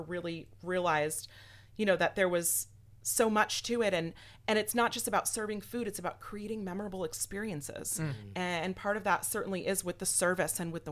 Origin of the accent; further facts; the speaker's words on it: Fairfield, Connecticut, United States; moved away as an adult; now in Tampa, United States; I grew up in Fairfield, Connecticut